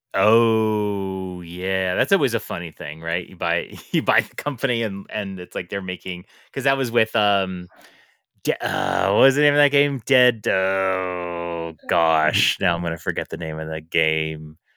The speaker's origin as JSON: {"language": "English", "region": "New York", "country": "United States", "said": "I am from New York."}